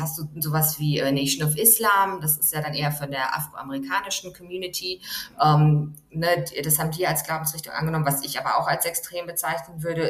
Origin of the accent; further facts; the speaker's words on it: Germany; moved away; Ich komme aus einem Land, aus Deutschland